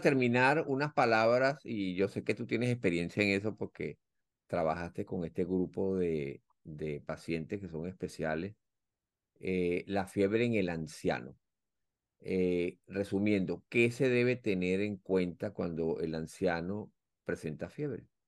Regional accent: Venezuela; now in United States; nuestro país

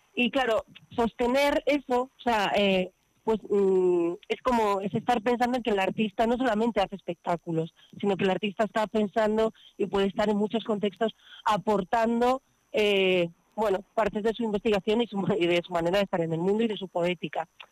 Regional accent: Covarrubias, Castile and León, Spain; also born or lived in Madrid; now in Barcelona, Spain; yo en realidad soy de Covarrubias

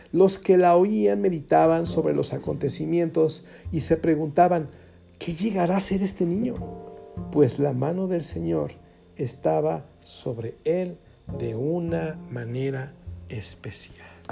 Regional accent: Mexico; así le decimos en México

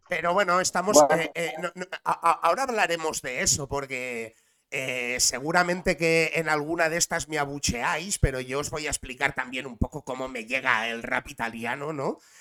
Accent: Barcelona, Catalonia, Spain; soy de Barcelona. Soy de Barcelona, represento Barcelona, lo he representado toda la vida

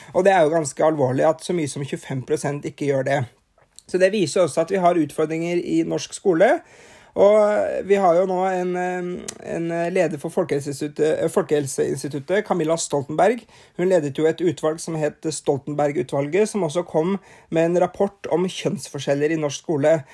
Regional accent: Norway; her hjemme i Norge

